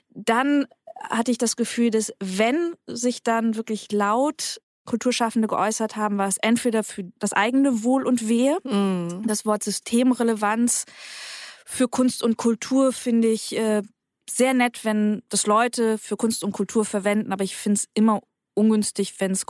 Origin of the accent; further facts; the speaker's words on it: West Germany, Germany; ich bin in Westdeutschland aufgewachsen, äh, lange nach dem Krieg